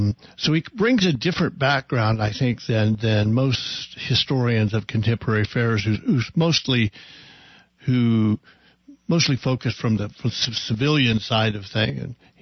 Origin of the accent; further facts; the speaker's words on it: Oklahoma, United States; When I was growing up in Oklahoma, the guy next to us had a fallout shelter